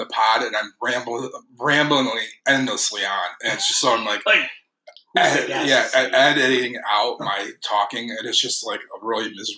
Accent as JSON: {"language": "English", "town": "Alpena", "region": "Michigan", "country": "United States", "said": "I'm from Alpena"}